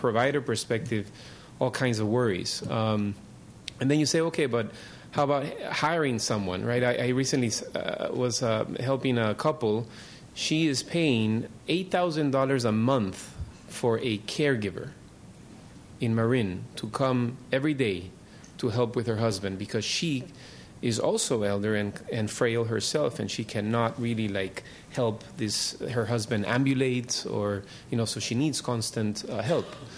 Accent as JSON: {"language": "English", "country": "Peru", "tie": "born or raised there", "moved": "as an adult", "lives_now": "San Francisco, United States", "said": "I grew up in Peru"}